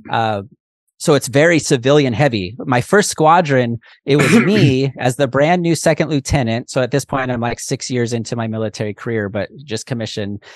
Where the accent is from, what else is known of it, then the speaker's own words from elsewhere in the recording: Pacific Northwest, United States; moved away as an adult; also born or lived in Hawaii / Oklahoma City, Oklahoma; I'm from the Pacific Northwest, you know, green